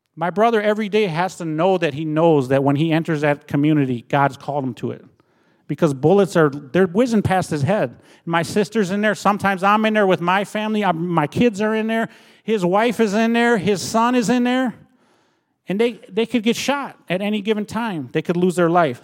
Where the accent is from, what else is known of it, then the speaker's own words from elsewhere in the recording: Minnesota, United States; moved away as an adult; also born or lived in Red Lake Nation, Minnesota; now in Milwaukee, United States; I was born and raised in Minnesota